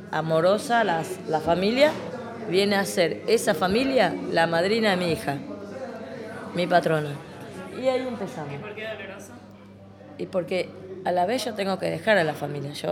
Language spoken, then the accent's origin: Spanish; Paraguay; moved away as an adult; now in Buenos Aires, Argentina; Y después lo vine de Paraguay, que yo ya tenía conocimiento en Paraguay trabajando de esto. Entonces, yo lo que hice, dejé a mi marido encargado de la casa, supuestamente, y yo me vine para Buenos Aires